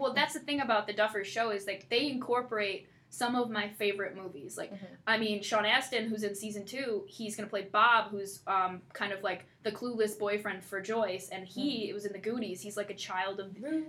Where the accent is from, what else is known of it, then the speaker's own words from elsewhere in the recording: Canada; now in East Lansing, United States; I'm Canadian.